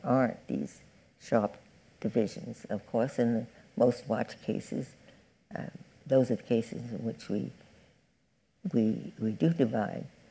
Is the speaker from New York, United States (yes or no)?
yes; New York City, New York, United States; I'm from Brooklyn